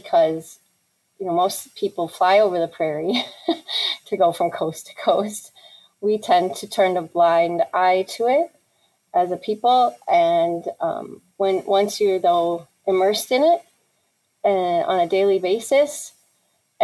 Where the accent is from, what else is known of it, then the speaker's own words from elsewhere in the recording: near Chicago, Illinois, United States; I grew up near Chicago